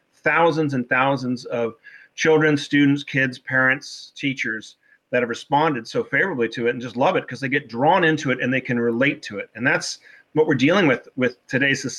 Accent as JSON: {"language": "English", "town": "Newport Beach", "region": "California", "country": "United States", "also_born_or_lived": "Wellesley, Massachusetts", "moved": "yes", "said": "I'm originally from Newport Beach, California. I was back east, Wellesley, Massachusetts for 16 years"}